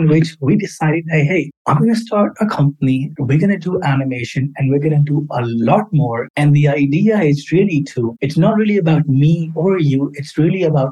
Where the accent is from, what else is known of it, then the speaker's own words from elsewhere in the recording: Karachi, Sindh, Pakistan; moved away as an adult; also born or lived in London, United Kingdom; I was born and raised in Karachi, Pakistan